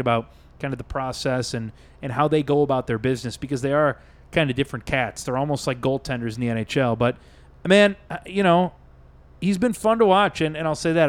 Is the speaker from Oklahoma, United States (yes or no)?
no; Chicago, Illinois, United States; I grew up in Chicago